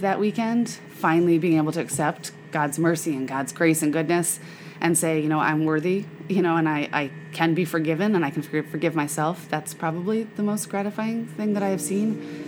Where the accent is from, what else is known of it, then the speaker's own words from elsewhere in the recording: Memphis, Tennessee, United States; I grew up in Memphis where my mom was involved with Birthright of Memphis